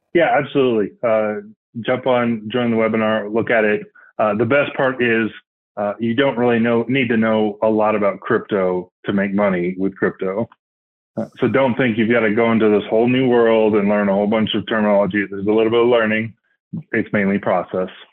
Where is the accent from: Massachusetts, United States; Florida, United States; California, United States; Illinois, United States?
Florida, United States; Northwest; now in Colorado, United States; currently living in Colorado, uh, grew up in Florida. So, Northwest Florida, so the Alabama part of Florida